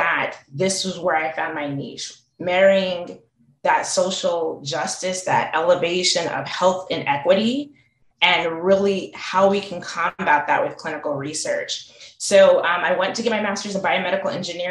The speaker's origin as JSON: {"language": "English", "town": "Salt Lake City", "region": "Utah", "country": "United States", "tie": "born or raised there", "also_born_or_lived": "Tuskegee, Alabama", "moved": "as an adult", "said": "I grew up in Salt Lake City, Utah"}